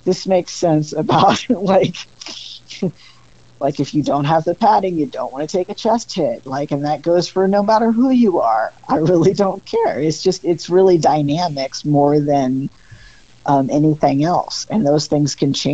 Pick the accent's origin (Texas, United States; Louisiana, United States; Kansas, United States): Kansas, United States; I'm from Kansas.